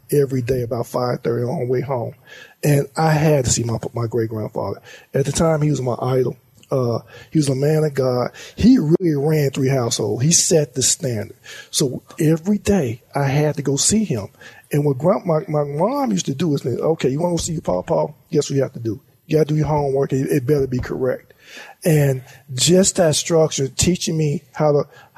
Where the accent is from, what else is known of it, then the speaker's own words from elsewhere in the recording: Monroe, Louisiana, United States; moved away as an adult; Monroe, Louisiana is my heart and soul. Basically, I was born and raised there.